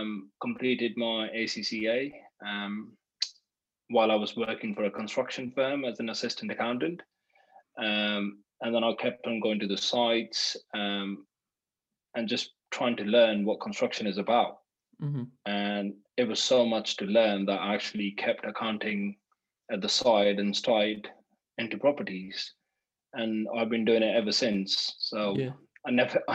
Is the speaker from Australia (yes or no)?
no; London, United Kingdom; also born or lived in India; So I grew up in London after when I came from India.